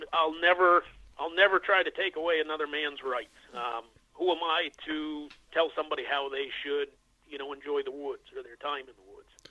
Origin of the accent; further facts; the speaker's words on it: Western Massachusetts, United States; local to where I grew up in Western Massachusetts